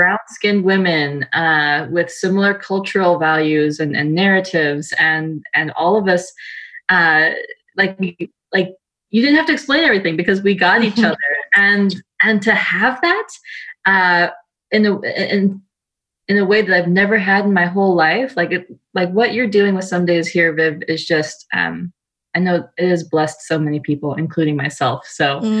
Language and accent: English; South Carolina, United States; also born or lived in Germany; I was born in the States. I was born in South Carolina, and I've lived most of my life here. Except for when I was in graduate school, my husband and I, we actually lived in Germany for a while